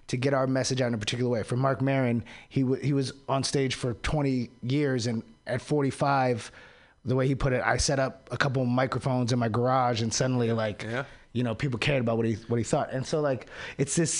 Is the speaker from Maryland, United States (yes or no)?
yes; DC area, Maryland, United States; moved away; I'm from Maryland, from the DC area